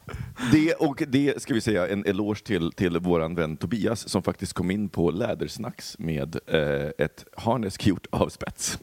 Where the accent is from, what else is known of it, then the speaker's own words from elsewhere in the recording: Poland; now in Sweden; min barndom i Polen så var det ju så när jag växte upp